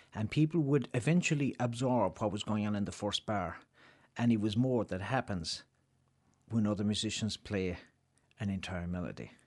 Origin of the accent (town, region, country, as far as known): Ireland; moved away as an adult; also born or lived in Chicago, United States